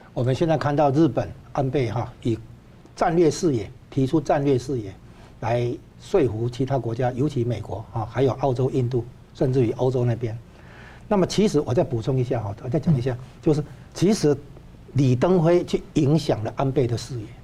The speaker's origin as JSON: {"language": "Chinese", "country": "Taiwan", "said": "现在我们台湾这边要把它稍微，呃，扭转一下"}